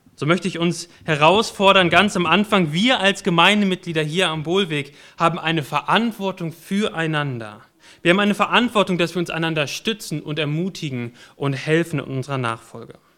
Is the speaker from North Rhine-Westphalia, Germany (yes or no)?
yes; Warendorf, North Rhine-Westphalia, Germany; moved away; Ich bin in Warndorf geboren und in Warndorf aufgewachsen